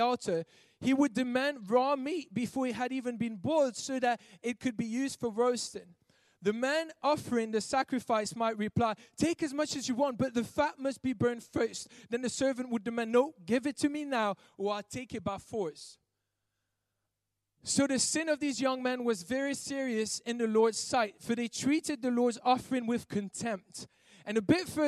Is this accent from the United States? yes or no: no; Belgium; I'm from Belgium and we don't use that over there